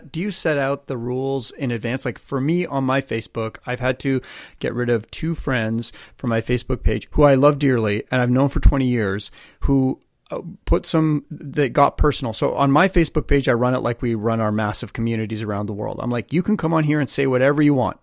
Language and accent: English; Canada; I'm a Canadian.